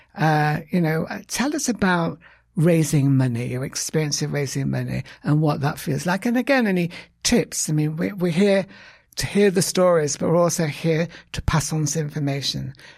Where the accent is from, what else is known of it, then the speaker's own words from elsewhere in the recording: United Kingdom; now in United States; I'm British